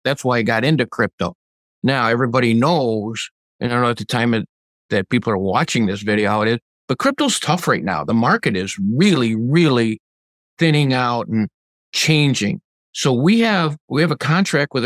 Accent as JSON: {"language": "English", "town": "Redford Township", "region": "Michigan", "country": "United States", "tie": "born or raised there", "said": "here in my hometown of Redford Township, Michigan."}